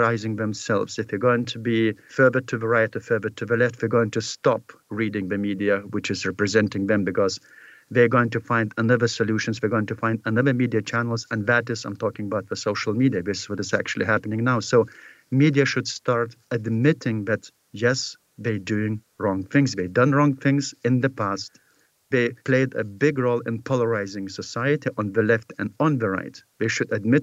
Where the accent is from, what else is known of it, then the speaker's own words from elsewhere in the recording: Lithuania; Lithuanian media and Lithuanian journalists